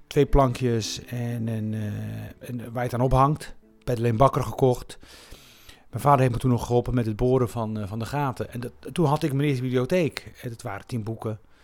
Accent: Rif, Morocco; also born or lived in Melilla area (birthplace); now in Netherlands; Ik kom zelf uit de Rif, hè, de, de, de noordelijke, noordelijk Marokko.

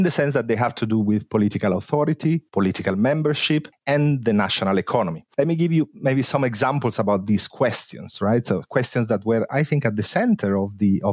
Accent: Italy; now in London, United Kingdom; I'm from Italy

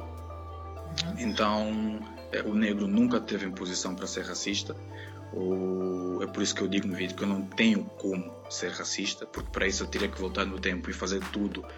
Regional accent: Angola; moved away as an adult; now in Coimbra, Portugal; sou angolano, residente em Coimbra eh, há uh, um ano, uh, vivo em Portugal há dois anos já

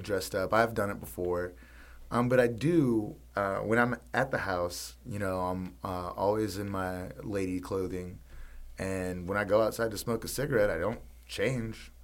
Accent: Mississippi, United States; now in New Orleans, United States; growing up in Mississippi

